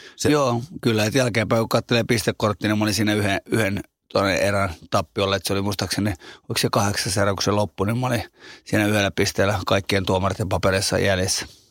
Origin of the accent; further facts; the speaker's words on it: Finland; kasvanut ja syntynyt Suomessa